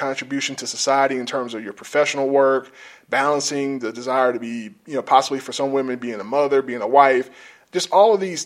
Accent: South Georgia, United States; I grew up in South Georgia

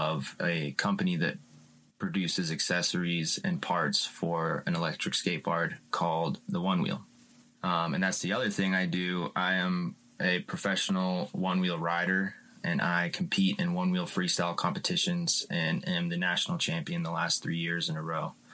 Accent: Louisville, Colorado, United States; I was raised in Louisville, Colorado

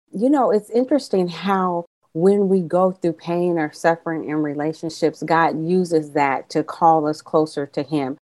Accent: California, United States; I'm from California

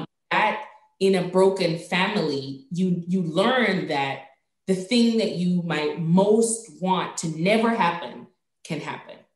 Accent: Jamaica; moved away; also born or lived in Virginia; I grew up in Jamaica

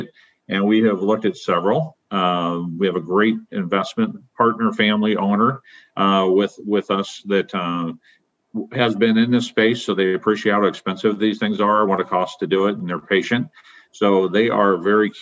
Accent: Omaha, Nebraska, United States; I was born and raised in Omaha

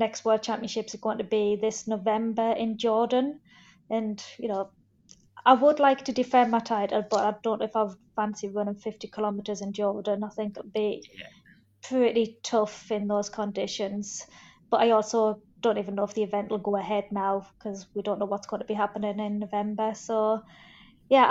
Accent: Sunderland, North East England, United Kingdom; I love Sunderland, obviously it's my hometown

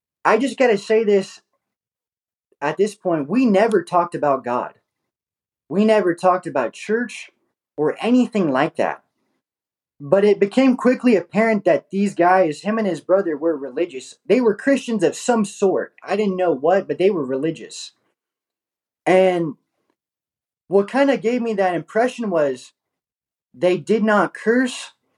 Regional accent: Oakdale, California, United States; I was born and raised in Oakdale, California.

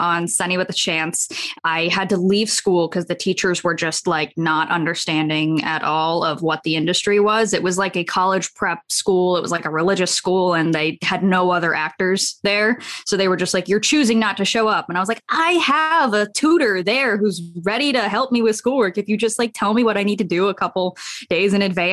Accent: Los Angeles, California, United States; born and raised in Los Angeles

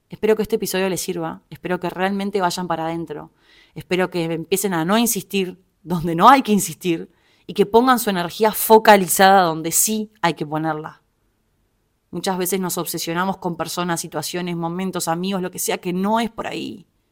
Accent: Montevideo, Uruguay; moved away as an adult; now in Buenos Aires, Argentina; soy uruguaya, viví prácticamente toda mi vida en Montevideo y hace un tiempo estoy viviendo en Buenos Aires, ya más de un año.

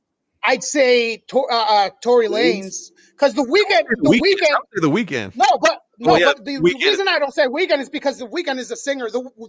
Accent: Toronto, Ontario, Canada; moved away as an adult; now in United States; I'm from Toronto.

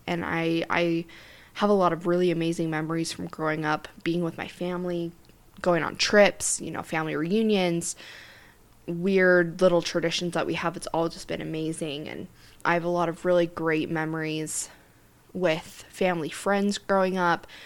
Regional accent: Centerville, Utah, United States; also born or lived in Draper, Utah; I grew up in Centerville, Utah

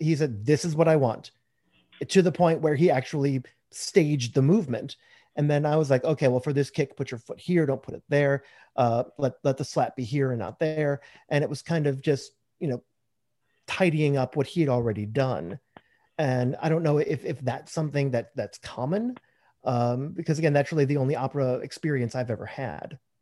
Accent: Chicago, Illinois, United States; moved away as an adult; now in Texas, United States; I'm living in Texas right now, hmm. but um, yeah, I spent most of my life in Chicago

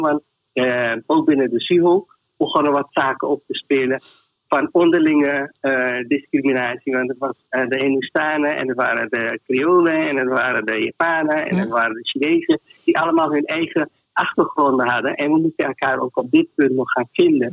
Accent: Suriname; now in Netherlands; Ik werd gediscrimineerd als Surinamer

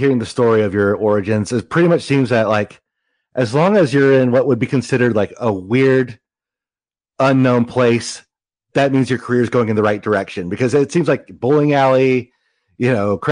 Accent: United States; I grew up, you know, pretty fairly close, a couple hours away

